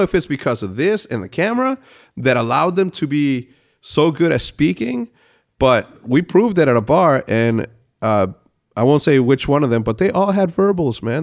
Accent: Mexico; moved away; growing up in Mexico the way that I did, we're all, like, cookie cutter

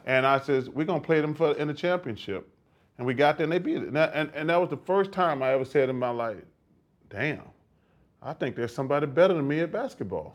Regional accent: Alabama, United States; moved away as an adult; growing up in Alabama

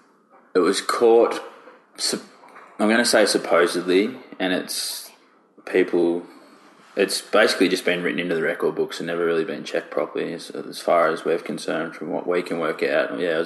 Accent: Australia; I grew up on the Murray River

